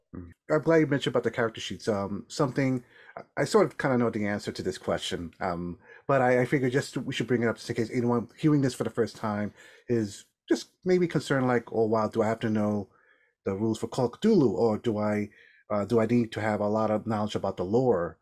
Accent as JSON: {"language": "English", "region": "New York", "country": "United States", "moved": "yes", "lives_now": "Massachusetts, United States", "said": "as a New Yorker"}